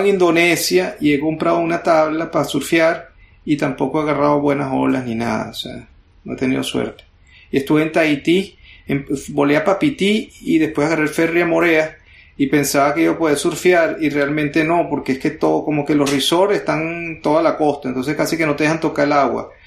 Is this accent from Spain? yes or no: no; Venezuela; now in United States; Uno como venezolano